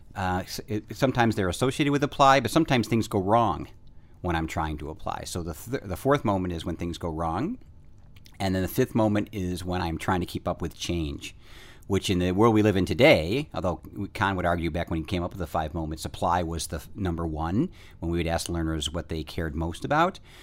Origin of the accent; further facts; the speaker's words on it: United States; I'm from the United States